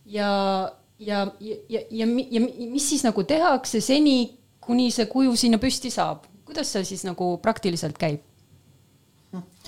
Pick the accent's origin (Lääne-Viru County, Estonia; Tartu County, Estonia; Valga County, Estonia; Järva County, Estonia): Järva County, Estonia; Paide; mina olen Paidest pärit